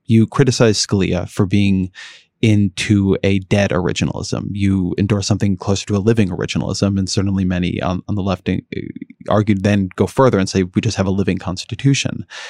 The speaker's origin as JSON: {"language": "English", "area": "outside Los Angeles", "region": "California", "country": "United States", "tie": "born or raised there", "said": "I grew up outside of L"}